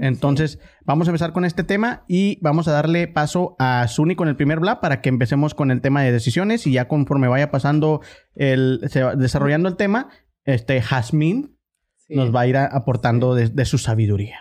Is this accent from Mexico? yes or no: yes; Ciudad Juárez, Chihuahua, Mexico; yo vivía por Anapra